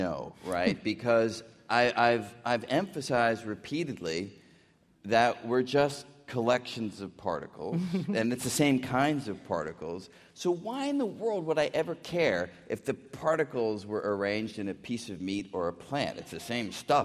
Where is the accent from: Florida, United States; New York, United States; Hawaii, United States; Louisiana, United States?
New York, United States; New York City; I grew up in New York City